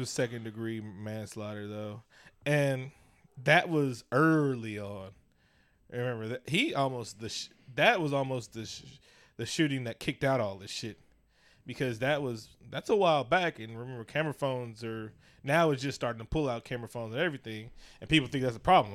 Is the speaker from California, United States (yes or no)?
yes; Oakland, California, United States; I'm from East Oakland, from deep